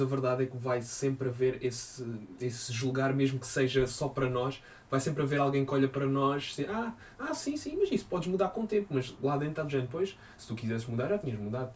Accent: Quarteira, Algarve, Portugal; now in Lisbon, Portugal; da cidade onde eu sou, de Quarteira

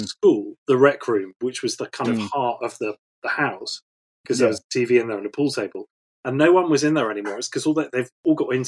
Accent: Weston-super-Mare, South West England, United Kingdom; also born or lived in Taunton; I was brought up in Weston-super-Mare

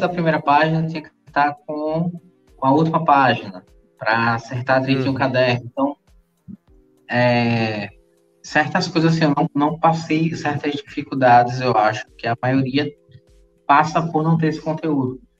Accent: Maceió, Alagoas, Brazil; now in Recife, Brazil; Eu sou natural lá de Maceió, lá de Alagoas. Moro hoje em Pernambuco, aqui no Recife

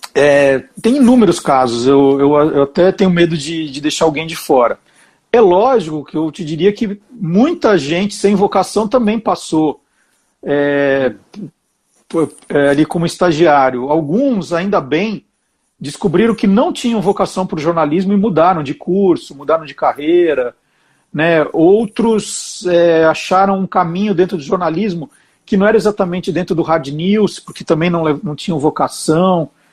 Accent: Brazil; como brasileiro

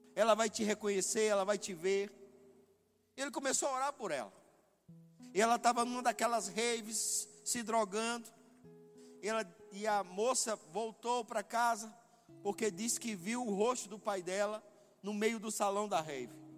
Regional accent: Northeast Region, Brazil; eu sou nordestino

